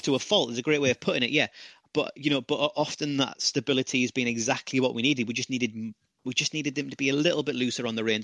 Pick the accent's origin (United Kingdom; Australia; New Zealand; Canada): United Kingdom; as a, as a Brit